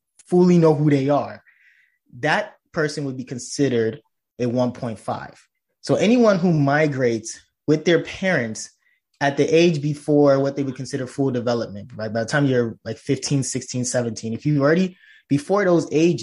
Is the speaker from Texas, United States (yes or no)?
no; Chicago, Illinois, United States; moved away as an adult; also born or lived in Lagos, Nigeria / New York City / Urbana-Champaign, Illinois / Gainesville, Florida; now in upstate New York, United States; I arrived in the United States where I spent most of my adolescent and rest of young adult life in Chicago